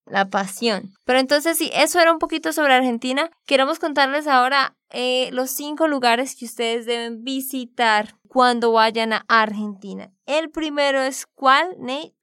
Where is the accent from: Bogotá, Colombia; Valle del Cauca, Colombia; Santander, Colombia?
Santander, Colombia; de Santander, Colombia